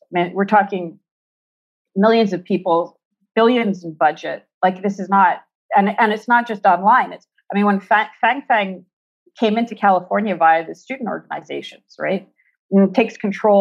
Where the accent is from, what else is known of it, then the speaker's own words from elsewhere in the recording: Quebec, Canada; I'm from Quebec